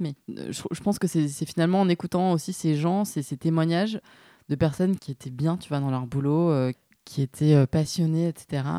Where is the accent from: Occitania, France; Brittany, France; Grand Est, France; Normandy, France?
Occitania, France; Nîmes; moved away as an adult; also born or lived in Montpellier / Rennes; now in Paris, France; moi, je suis originaire de, de Nîmes euh, à la base.